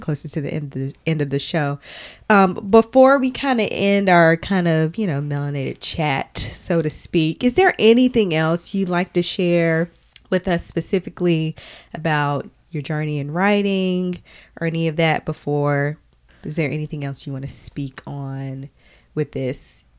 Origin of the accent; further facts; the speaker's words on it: Arkansas, United States; we are from Arkansas